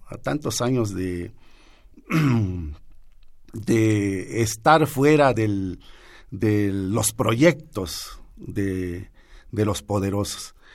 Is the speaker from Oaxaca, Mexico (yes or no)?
yes; Juchitán de Zaragoza, Oaxaca, Mexico; escribo en lengua zapoteca, eh, nací en Juchitán de Zaragoza, Oaxaca, en el año de 1958